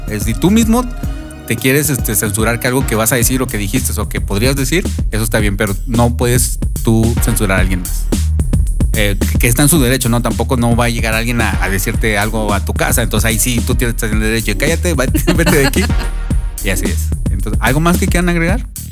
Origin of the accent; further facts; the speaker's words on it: Monterrey, Nuevo León, Mexico; Yo soy fan de la radio desde como los 7, 8 años, allá en Monterrey. bueno, yo soy de Monterrey